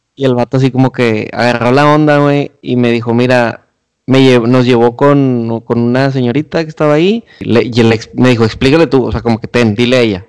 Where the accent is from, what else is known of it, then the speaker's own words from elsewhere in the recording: Monterrey, Nuevo León, Mexico; como buenos regios